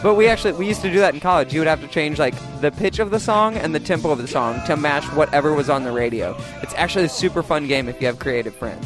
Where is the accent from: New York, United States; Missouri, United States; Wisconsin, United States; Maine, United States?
Missouri, United States; I'm from Missouri